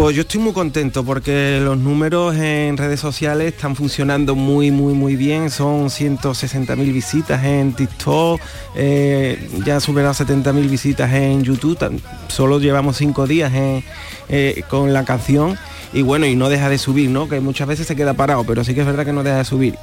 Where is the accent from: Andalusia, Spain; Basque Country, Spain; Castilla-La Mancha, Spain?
Andalusia, Spain; Trigueros; moved away as an adult; now in Utrera, Spain; Yo soy de triguero